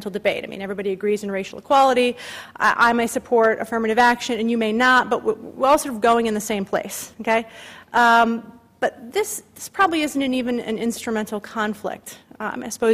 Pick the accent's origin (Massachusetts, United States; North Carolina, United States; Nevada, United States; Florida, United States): Massachusetts, United States; moved away; I'm from Massachusetts. I don't live in Massachusetts, but for some reason I always still read the Boston Globe every day. You just sort of can't help it. You're connected where your roots are